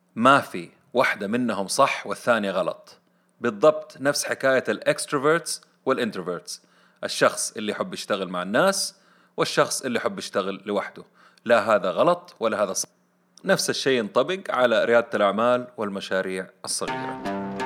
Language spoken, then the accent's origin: Arabic; Saudi Arabia; عندنا في السعودية